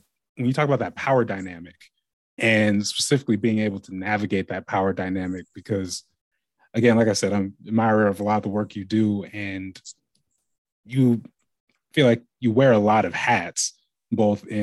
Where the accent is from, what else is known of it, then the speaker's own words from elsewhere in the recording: Lake Oswego, Oregon, United States; where I grew up in Lake Oswego